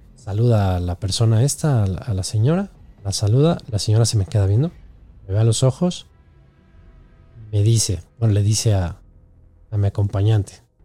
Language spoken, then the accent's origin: Spanish; Mexico; nosotros como mexicanos